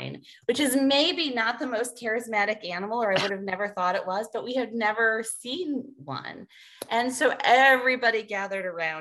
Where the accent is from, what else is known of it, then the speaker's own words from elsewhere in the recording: Chicago, Illinois, United States; moved away as an adult; now in Maine, United States; growing up in Chicago